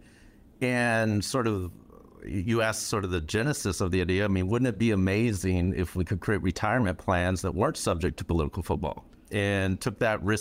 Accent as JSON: {"language": "English", "town": "Flint", "region": "Michigan", "country": "United States", "tie": "born or raised there", "said": "growing up in Flint"}